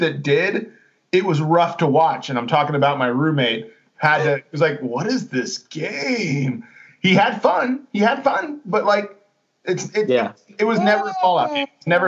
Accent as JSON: {"language": "English", "town": "Bethesda", "region": "Maryland", "country": "United States", "tie": "born or raised there", "said": "I was born in Bethesda, Maryland"}